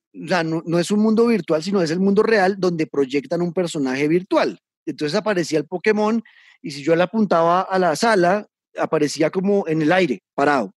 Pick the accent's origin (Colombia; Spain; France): Colombia